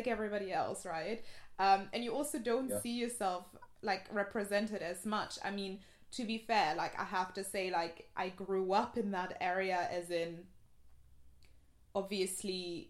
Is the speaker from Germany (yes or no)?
yes; Germany; moved away; I grew up in Germany in a very, like, white area, predominantly white area